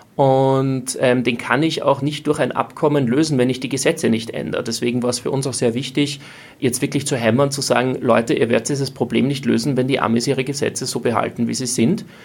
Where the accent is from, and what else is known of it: Austria